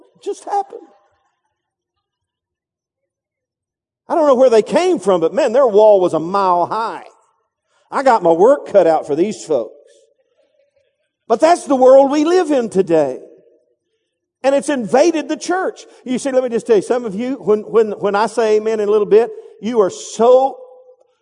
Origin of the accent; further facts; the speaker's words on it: Texas, United States; I'm from Texas